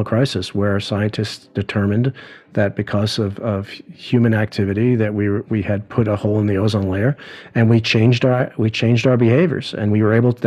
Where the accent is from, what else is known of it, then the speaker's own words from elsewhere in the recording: New York, United States; growing up in New York, my universe, when I was a kid, you know, didn't extend past the Hudson River